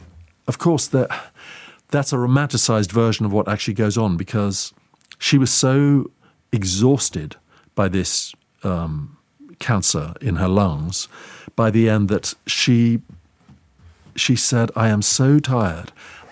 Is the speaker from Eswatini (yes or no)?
yes; Eswatini; which was a nickname that she gave me because I grew up in Swaziland